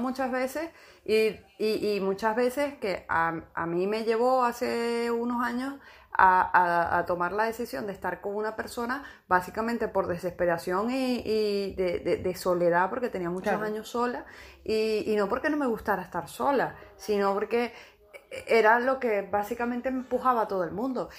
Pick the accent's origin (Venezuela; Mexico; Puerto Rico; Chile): Venezuela; also born or lived in A Coruña; now in Málaga, Spain; en mi país eso no es algo que se vea